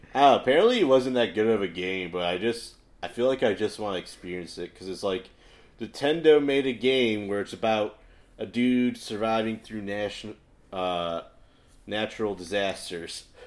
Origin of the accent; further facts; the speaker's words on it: Chicago, Illinois, United States; moved away; I'm from Chicago